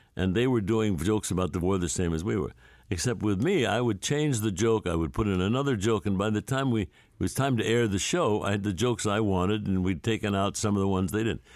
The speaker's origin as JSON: {"language": "English", "town": "St. Louis", "region": "Missouri", "country": "United States", "tie": "born or raised there", "said": "I grew up in St. Louis"}